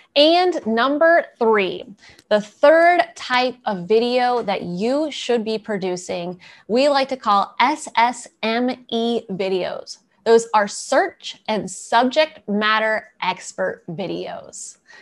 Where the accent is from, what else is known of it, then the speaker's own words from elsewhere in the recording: East Coast, United States; moved away; I'm originally from the East Coast